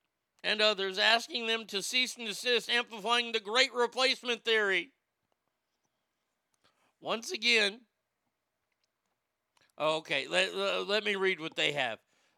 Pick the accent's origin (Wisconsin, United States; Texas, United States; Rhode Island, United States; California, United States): Texas, United States; And you got to remember, I grew up here in Texas.